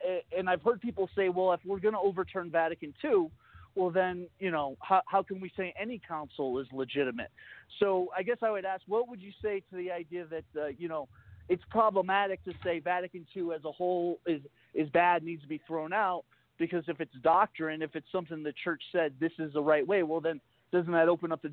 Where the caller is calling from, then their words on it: Northeast, United States; terms. Like Northeast.